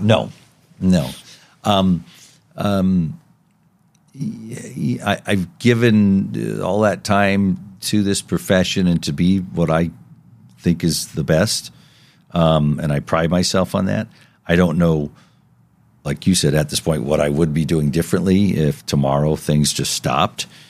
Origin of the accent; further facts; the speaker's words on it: Las Vegas, Nevada, United States; growing up in Las Vegas, uh, uh, when I did